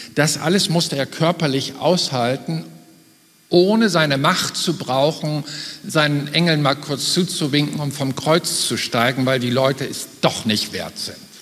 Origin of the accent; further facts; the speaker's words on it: Germany; als Deutsche